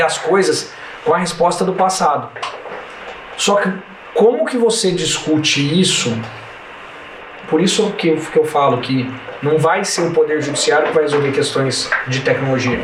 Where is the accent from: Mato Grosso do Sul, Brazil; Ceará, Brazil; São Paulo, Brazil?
São Paulo, Brazil; Franca; Eu sou de Franca, aqui eu chego em qualquer lugar em 15 minutos